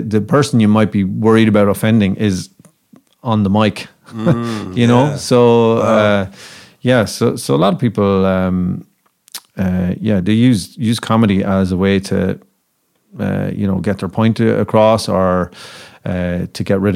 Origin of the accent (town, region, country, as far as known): Ireland